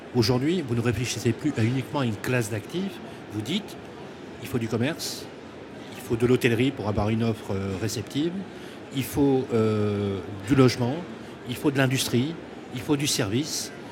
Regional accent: Lyon, Auvergne-Rhône-Alpes, France; je suis né au Minguette à Lyon

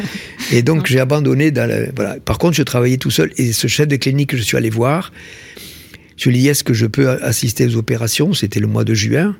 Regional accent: Tarn, Occitania, France; je suis né dans le Tarn. Euh, mhm. Tarn, il y a deux villes pour situer, Albi et Castres. Donc, je suis né dans un village, tout petit village de, 800 habitants.

